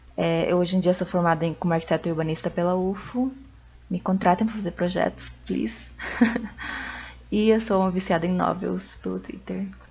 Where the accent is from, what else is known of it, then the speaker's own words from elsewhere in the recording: Cusco, Peru; now in Uberlândia, Brazil; eu sou de Cusco, Peru